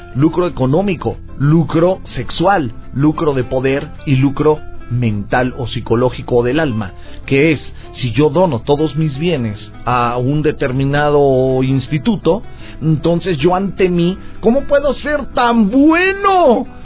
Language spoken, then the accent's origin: Spanish; Mexico